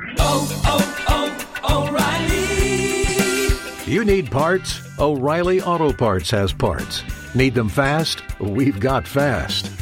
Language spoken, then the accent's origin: English; Los Angeles, California, United States; born or raised there; also born or lived in Palm Springs / Sacramento